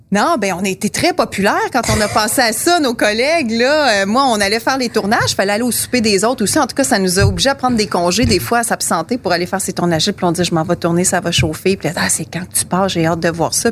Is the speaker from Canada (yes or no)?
yes; Quebec City, Quebec, Canada; also born or lived in Greenfield Park, Quebec; je suis née à Greenfield Park, mais je suis arrivée à peut-être deux ans ici. donc, toute ma vie consciente a été ici à Québec.